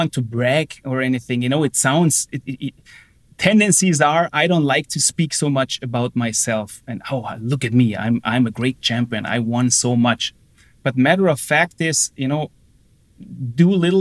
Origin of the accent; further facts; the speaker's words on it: Austria; moved away as an adult; also born or lived in Germany / United States; a professional hockey team in Austria, my hometown, where I came from